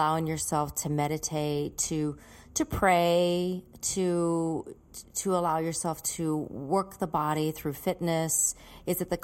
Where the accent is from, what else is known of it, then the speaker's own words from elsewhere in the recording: North Carolina, United States; now in Los Angeles, United States; I live in LA still, so you know what it's like to live here. I'm from North Carolina, and it's night and day